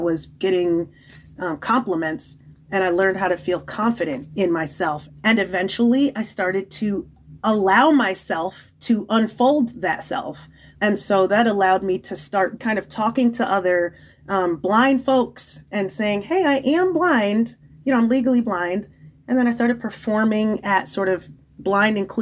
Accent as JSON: {"language": "English", "country": "Nigeria", "said": "being Nigerian"}